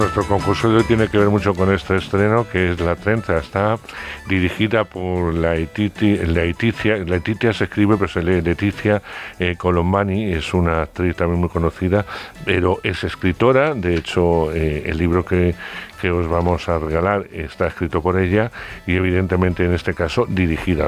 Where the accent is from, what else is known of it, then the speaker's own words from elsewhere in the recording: Castile, Spain; yo que soy de Castilla y he tenido abuelos, eh, tíos, etcétera, dedicados al mundo del campo